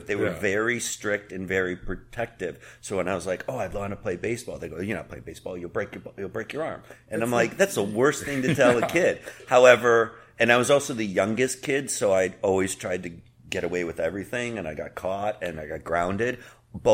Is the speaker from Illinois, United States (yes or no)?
yes; Chicago, Illinois, United States; also born or lived in Cleveland, Ohio; I was born in Cleveland, and I grew up in Chicago.